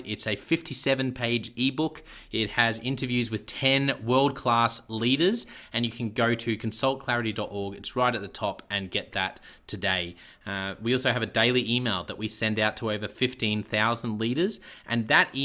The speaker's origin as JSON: {"language": "English", "country": "Australia", "accent": "Aussie", "said": "my Aussie accent"}